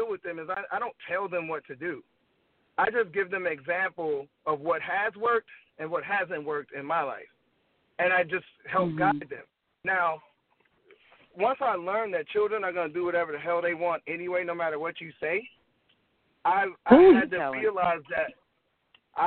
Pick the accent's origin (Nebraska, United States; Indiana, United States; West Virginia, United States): Indiana, United States; Gary; also born or lived in St. Paul, Minnesota; I'm from Gary, Indiana, born, lived there till I was like 8, moved to Minnesota, St. Paul, then moved back to Gary